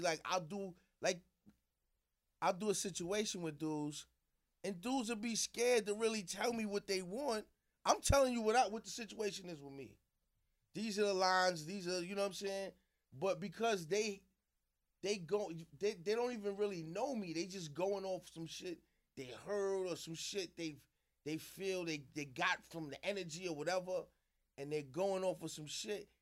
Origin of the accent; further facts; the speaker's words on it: New York City, New York, United States; also born or lived in South Jamaica, Queens; I moved to Queensbridge when I was about five, six years old